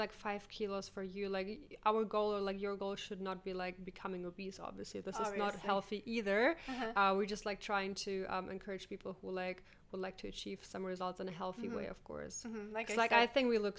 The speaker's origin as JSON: {"language": "English", "country": "Ukraine", "tie": "born or raised there", "said": "I was born in the Ukraine"}